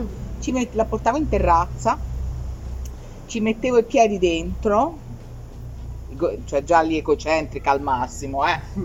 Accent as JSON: {"language": "Italian", "town": "Scandicci", "region": "Tuscany", "country": "Italy", "tie": "born or raised there", "said": "stavo a Firenze perché io sono di Firenze, sono di Scandicci"}